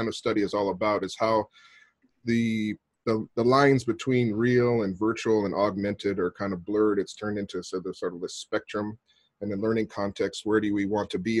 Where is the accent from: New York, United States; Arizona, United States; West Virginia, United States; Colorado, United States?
Arizona, United States; moved away as an adult; now in Japan; I grew up in Arizona, but I've been living in Japan for the last 17 years now